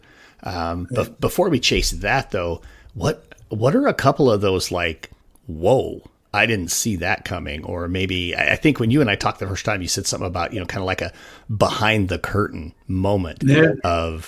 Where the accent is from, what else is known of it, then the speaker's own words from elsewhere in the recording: Wyoming, United States; also born or lived in Arizona; I moved from where I was a teacher in Arizona to back to my home state in Wyoming